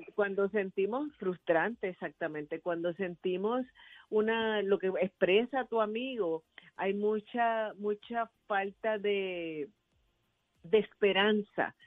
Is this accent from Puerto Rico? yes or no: yes; Arecibo, Puerto Rico; una persona en mi pueblo en Arecibo era guardia de, en el colegio donde yo estudié